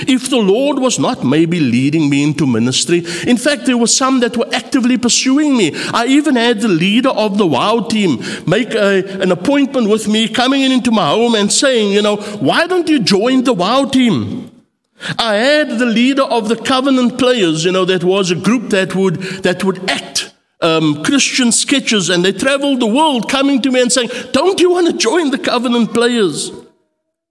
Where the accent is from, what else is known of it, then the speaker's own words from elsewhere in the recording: Cape Town, Western Cape, South Africa; growing up on the Cape Flats